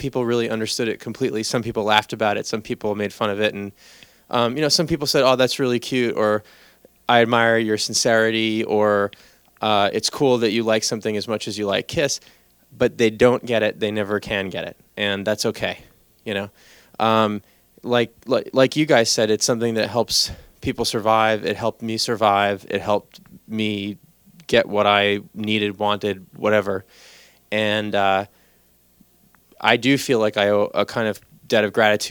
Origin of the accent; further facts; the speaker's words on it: New York City, New York, United States; now in California, United States; I moved from the Bronx to California